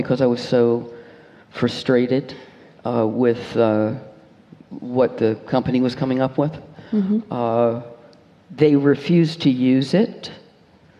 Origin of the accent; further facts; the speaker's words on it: United States; being American